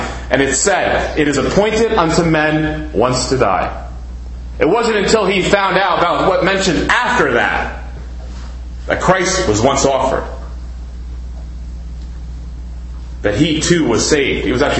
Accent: Ridgewood, New Jersey, United States; born there; I was born in Ridgewood, New Jersey, right down the road here.

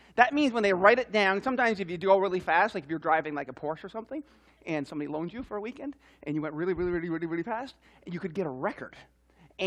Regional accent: Newfoundland and Labrador, Canada; I'm from Newfoundland, and we speak kind of funny up there

